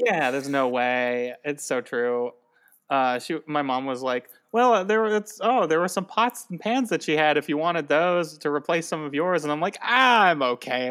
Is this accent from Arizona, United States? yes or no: yes; Tucson, Arizona, United States; I'm from Tucson.